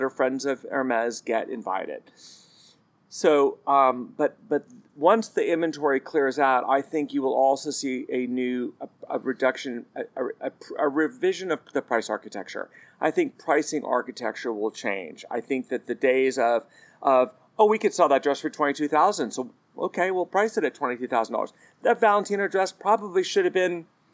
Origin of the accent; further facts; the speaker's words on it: United States; As an American